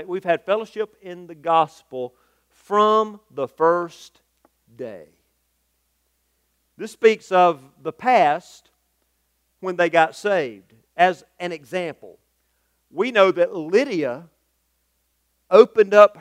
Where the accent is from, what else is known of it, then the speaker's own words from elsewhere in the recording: United States; the social construct that I'm accustomed to here as an American